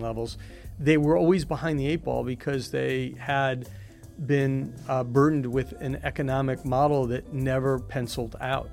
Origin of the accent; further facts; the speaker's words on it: Highland Park, Illinois, United States; I grew up in Chicago. I actually grew up in a town called Highland Park